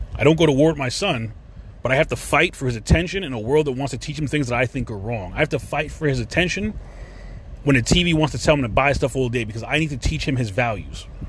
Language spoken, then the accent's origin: English; New York, United States; moved away as an adult; now in Florida, United States; being a New Yorker